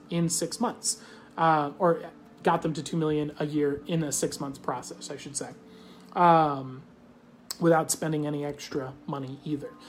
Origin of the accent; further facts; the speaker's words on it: Australia; I'm Australian.